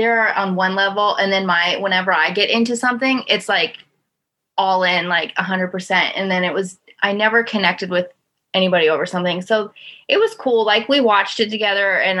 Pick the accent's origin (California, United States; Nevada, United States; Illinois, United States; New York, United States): Nevada, United States; Las Vegas; moved away as an adult; also born or lived in Kannapolis, North Carolina; now in Florida, United States; I grew up in Las Vegas. And when I was about 20, I moved to North Carolina. And I moved from North Carolina to Florida about 2 years ago.